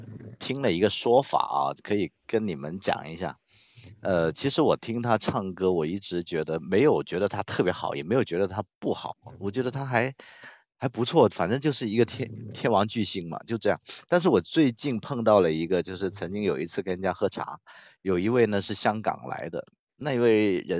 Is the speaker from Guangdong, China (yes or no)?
yes; Guangzhou, Guangdong, China; first language Cantonese; Chinese is a second language; 我我是就是粤语是我们的母语，粤语是我们。